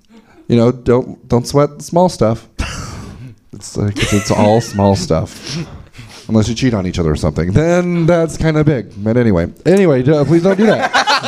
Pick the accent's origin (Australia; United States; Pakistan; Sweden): Sweden; English is a second language; I'm from Sweden. We don't.